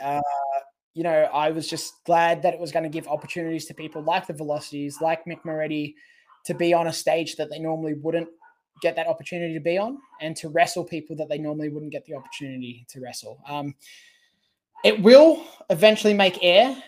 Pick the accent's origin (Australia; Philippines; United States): Australia; Sydney, New South Wales; come back to Sydney and wrestle me in front of my hometown